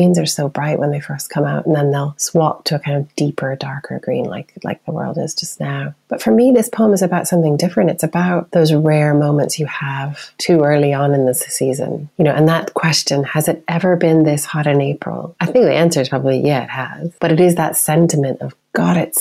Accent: United States; now in United Kingdom; as an American

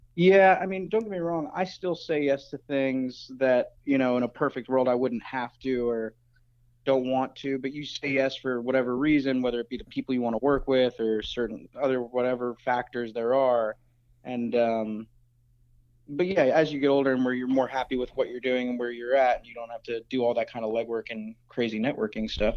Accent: Florida, United States; moved away as an adult; also born or lived in Chicago; I'm from Florida, but I, I basically grinded my teeth and trained in Chicago

